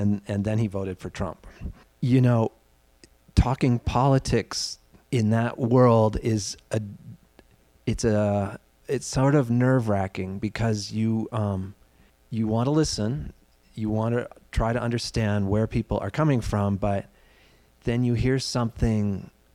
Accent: Denver, Colorado, United States; now in New York, United States; I'll say I'm from Colorado and they go, "Where?" And you say Denver

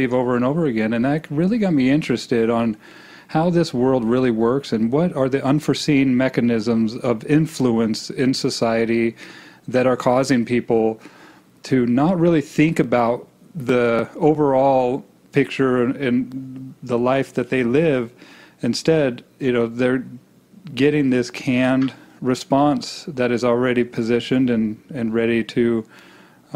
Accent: Boise, Idaho, United States; I grew up in Boise, Idaho.

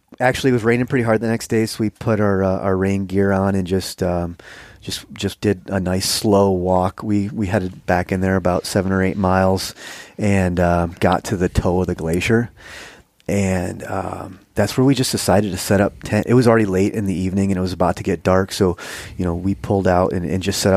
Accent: Michigan, United States; I grew up hunting whitetails in Michigan

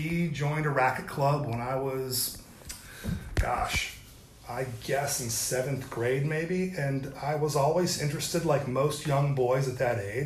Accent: St. Clairsville, Ohio, United States; now in James Island, United States; a small place called St. Clairsville, Ohio

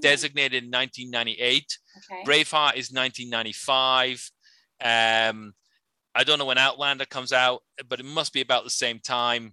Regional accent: Edinburgh, Scotland, United Kingdom; moved away as an adult; now in United States; I grew up in Edinburgh, in Scotland

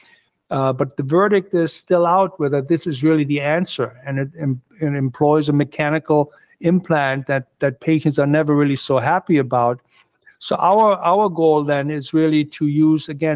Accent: Germany; moved away as an adult; also born or lived in Pittsburgh, United States / Phoenix, Arizona, United States; now in New York, United States; I grew up in Germany. I went to medical school in Germany, came over here, did my training in the United States

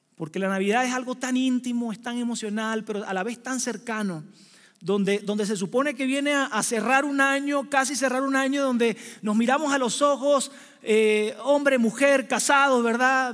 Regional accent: Venezuela; now in Mexico City, Mexico; soy venezolano

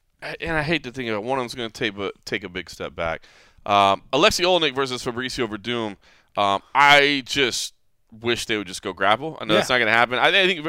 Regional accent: Dallas, Texas, United States; now in Las Vegas, United States; I mean, Vegas is where I live now, and it is my hometown now at this point. But I was born and raised in Dallas, and my family's still there

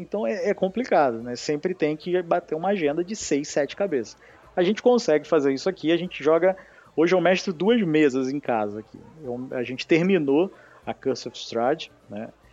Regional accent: Rio de Janeiro, Brazil; accent: carioca; Sou carioca

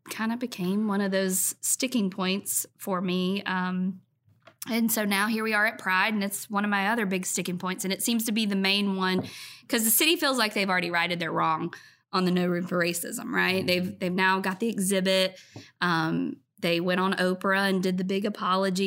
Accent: Cumming, Georgia, United States; now in Rock Hill, United States; I moved from Rock Hill in the fifth grade to a place north of Georgia called Cumming, Georgia

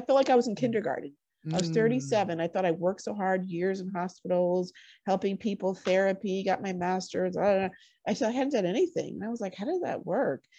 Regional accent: Connecticut, United States; moved away; Connecticut, of all places, where I grew up

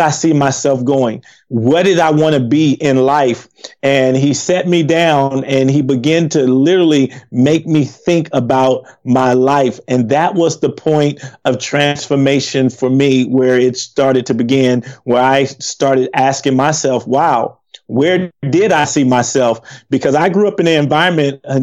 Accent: Compton, California, United States; moved away as an adult; we grew up in Compton, growing up in a gang.

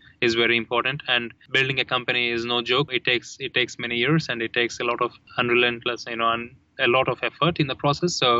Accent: India; I grew up in India, we read a lot of abstract philosophy in Hinduism

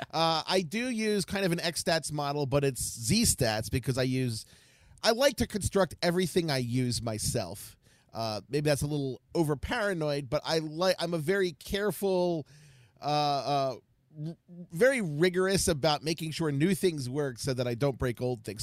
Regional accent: Baltimore, Maryland, United States; now in Ohio, United States; I am from Baltimore, but I live in Ohio

